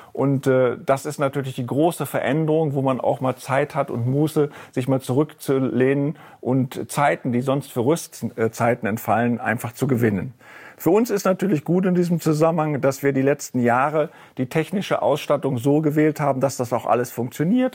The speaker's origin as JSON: {"language": "German", "region": "Rhineland", "country": "Germany", "moved": "yes", "lives_now": "Frankfurt, Germany", "said": "als Rheinländer"}